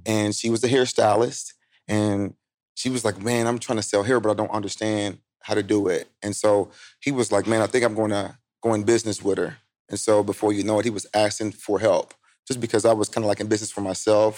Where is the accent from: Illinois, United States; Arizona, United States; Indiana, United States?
Indiana, United States; Indianapolis; I'm from Indianapolis, Indiana